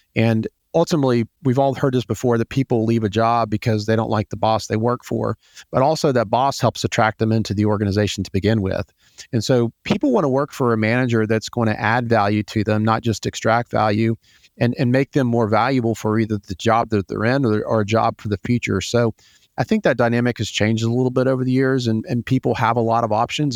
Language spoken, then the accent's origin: English; Atlanta, Georgia, United States; I am from Atlanta. I grew up here. I'm one of the few native Atlantans that has spent my entire life here